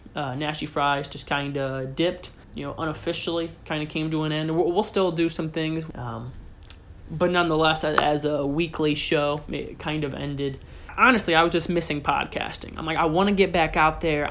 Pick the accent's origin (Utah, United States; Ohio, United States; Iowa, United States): Ohio, United States; Pettisville; I was raised in Northwest Ohio, in a small town in the very corner of Northwest Ohio